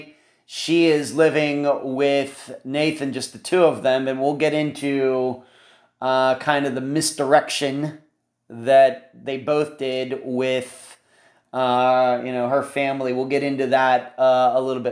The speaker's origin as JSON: {"language": "English", "country": "United States", "said": "as American citizens living here since, I guess, we're born"}